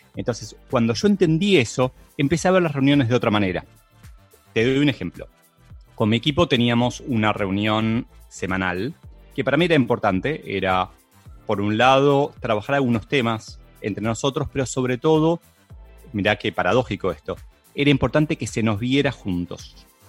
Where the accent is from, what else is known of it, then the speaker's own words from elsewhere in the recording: Argentina; en países como Argentina, en donde no nos gusta mucho trabajar